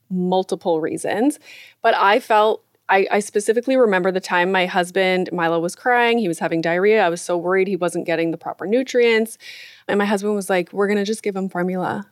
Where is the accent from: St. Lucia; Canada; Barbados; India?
Canada; Northern Ontario; I grew up in Northern Ontario and I have, you know, a hint of French in my language